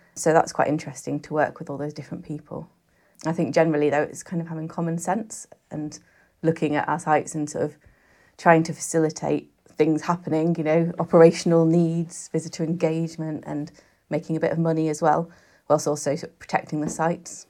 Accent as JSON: {"language": "English", "area": "Cumbria", "region": "North West England", "country": "United Kingdom", "tie": "born or raised there", "also_born_or_lived": "Reading", "moved": "as an adult", "said": "I grew up in Cumbria"}